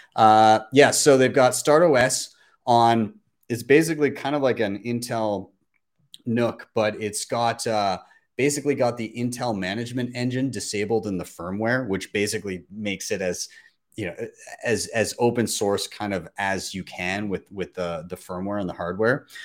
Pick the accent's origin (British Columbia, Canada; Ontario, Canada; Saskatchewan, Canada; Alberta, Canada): Alberta, Canada; Calgary; my hometown of Calgary